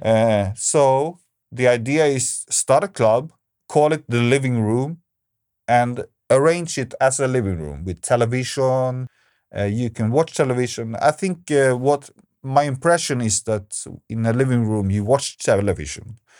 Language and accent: English; Stockholm, Stockholm County, Sweden; Stockholm, where I'm from